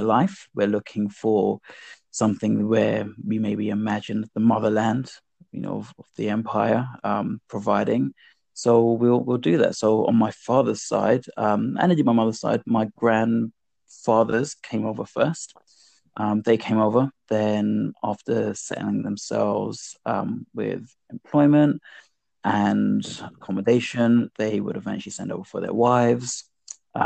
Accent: London, United Kingdom; I grew up in Northwest London, in Queen's Park, which kind of straddles Northwest and West London

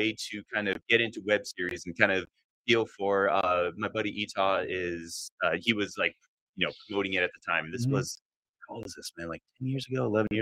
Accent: Gilbert, Arizona, United States; moved away as an adult; also born or lived in Tucson, Arizona / Los Angeles / Purdue University, Indiana; I was born in Tucson, raised in Phoenix

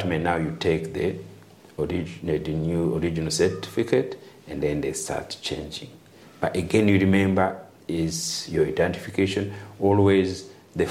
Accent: Rwanda; moved away; also I'm a dual citizen, so also I'm from Rwanda

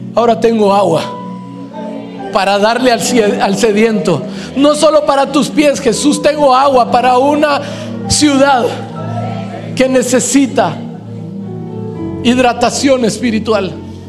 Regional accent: Guatemala; Hoy pastoreo una iglesia creciente en Guatemala, en mi país

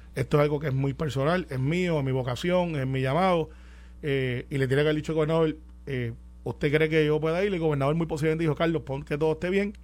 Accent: Puerto Rico

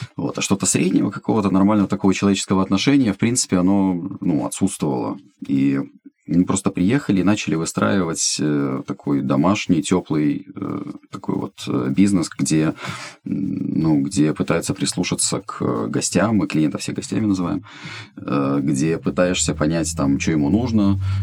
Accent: Estonia; moved away as an adult; also born or lived in Ukraine; now in Kyiv, Ukraine; я эстонец, живу в Украине 18 лет

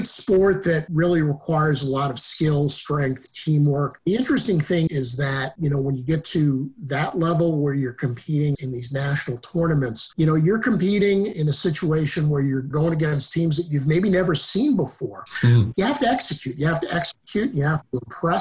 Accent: New York, United States; also born or lived in Western Massachusetts; now in Southern Maine, United States; I was born in New York

